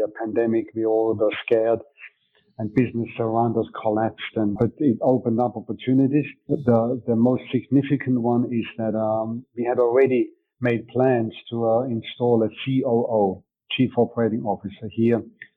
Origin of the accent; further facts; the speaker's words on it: Switzerland; first language German; English is a second language; moved away as an adult; also born or lived in England / Denmark; now in Mundelein, Illinois, United States; I was originally born in Switzerland. I moved to England when I was 19 years old. My mother tongue is German, so I had to learn my English in England.